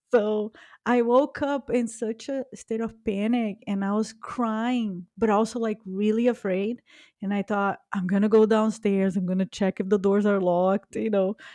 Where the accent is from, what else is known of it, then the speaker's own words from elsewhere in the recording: Brazil; now in United States; I was born in Brazil